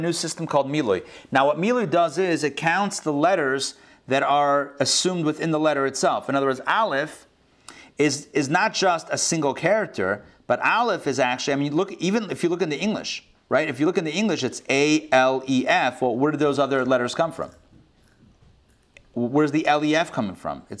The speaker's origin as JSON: {"language": "English", "town": "Pittsburgh", "region": "Pennsylvania", "country": "United States", "tie": "born or raised there", "moved": "yes", "lives_now": "Atlanta, United States", "said": "my local area code growing up in Pittsburgh, Pennsylvania"}